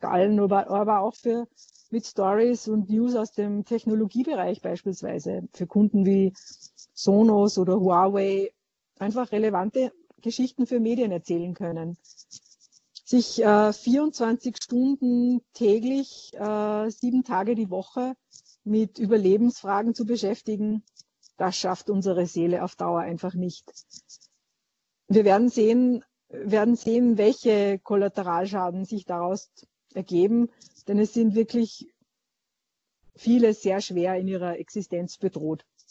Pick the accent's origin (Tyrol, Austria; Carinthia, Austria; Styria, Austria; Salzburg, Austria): Salzburg, Austria; Niedernsill; now in Vienna, Austria; Niedernsill Bezirk Zell am See, Pinzgau, Land Salzburg.